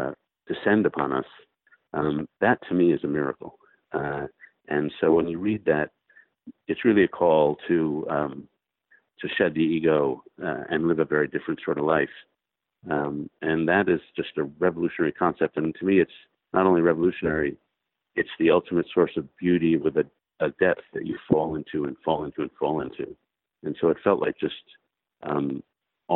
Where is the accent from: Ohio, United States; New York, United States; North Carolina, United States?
New York, United States; New York City; now in Washington, United States; I grew up in New York City and live in Washington.